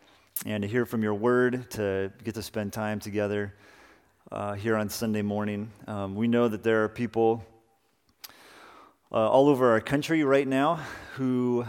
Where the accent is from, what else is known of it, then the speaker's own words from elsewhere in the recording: Salinas, California, United States; I want us to begin this morning in the backyard of the house that I grew up in Salinas.